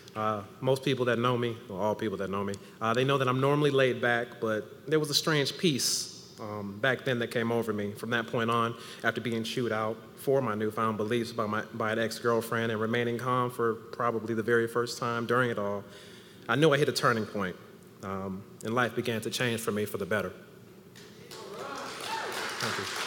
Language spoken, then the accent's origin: English; Ann Arbor, Michigan, United States; I'm from Ann Arbor